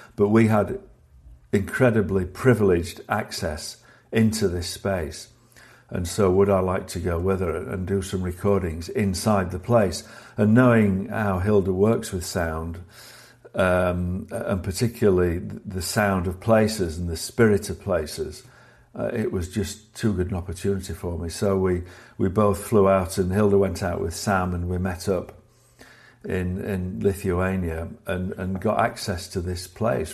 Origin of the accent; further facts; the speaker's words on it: Sheffield, Yorkshire and the Humber, United Kingdom; growing up in Sheffield in the north of England